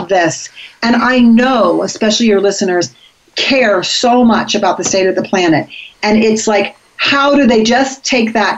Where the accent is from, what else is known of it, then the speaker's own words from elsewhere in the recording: Florida, United States; I grew up in Florida